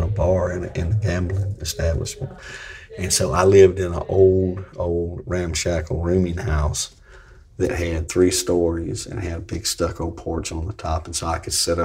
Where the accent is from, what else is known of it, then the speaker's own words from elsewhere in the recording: Franklin County, Virginia, United States; also born or lived in Pampa, Texas; now in Texas, United States; I'm from Virginia, okay? I was born in the foothills of the Blue Ridge Mountains in Franklin County, Virginia